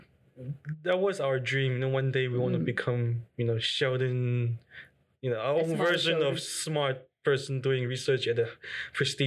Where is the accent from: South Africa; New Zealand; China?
China; English is a second language; moved away as an adult; also born or lived in Berkeley, United States; oh, yeah, I'm from China.